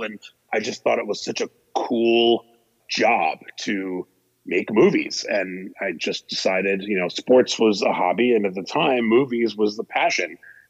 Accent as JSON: {"language": "English", "town": "New York City", "region": "New York", "country": "United States", "tie": "born or raised there", "said": "I grew up in New York City."}